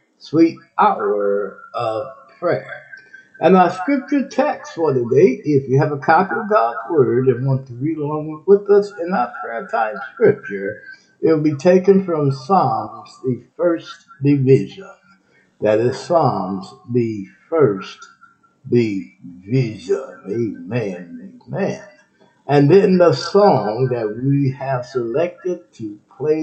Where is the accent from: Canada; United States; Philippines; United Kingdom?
United States; Texas; Texas, my home state